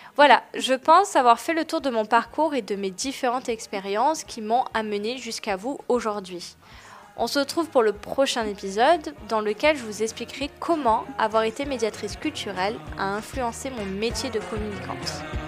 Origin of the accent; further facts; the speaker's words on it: Marseille, Provence-Alpes-Côte d'Azur, France; moved away; Aujourd'hui, j'habite à Marseille, ma ville natale